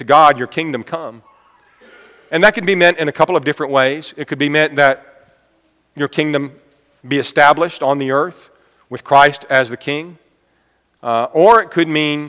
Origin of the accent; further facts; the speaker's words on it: United States; I'm an American.